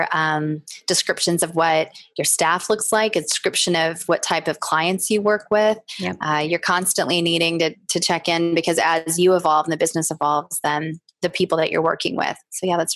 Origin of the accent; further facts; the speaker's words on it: the South, United States; growing up in the South